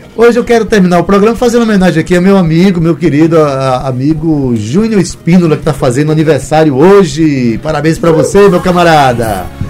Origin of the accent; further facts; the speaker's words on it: Itabaiana, Paraíba, Brazil; eu sou da, da, cidade de Itabaiana